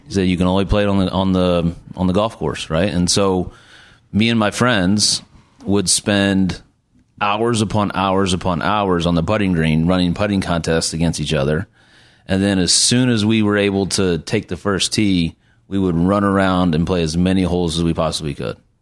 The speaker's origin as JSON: {"language": "English", "town": "Bloomington", "region": "Illinois", "country": "United States", "tie": "born or raised there", "said": "I'm from Bloomington, Illinois, and it's actually a pretty big golf town"}